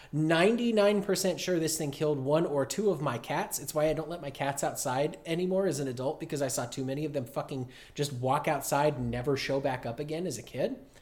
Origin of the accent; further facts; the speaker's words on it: Broomfield, Colorado, United States; now in Germany; where I grew up in Broomfield